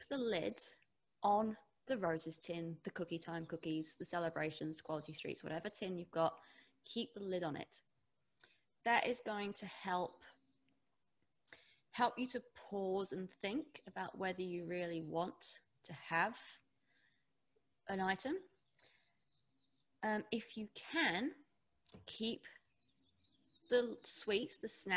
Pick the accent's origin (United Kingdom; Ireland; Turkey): United Kingdom; England; now in New Zealand; I'm English. I live in New Zealand now, but growing up, it was always big, heavy meals